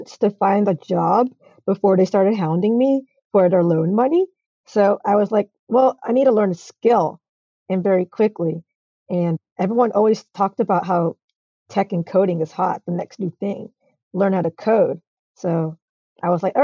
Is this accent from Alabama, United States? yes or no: no; Atlanta, Georgia, United States; I'm from Atlanta